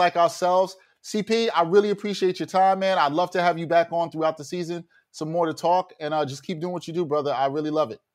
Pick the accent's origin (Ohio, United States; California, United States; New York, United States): New York, United States; New York City; we're both from Brooklyn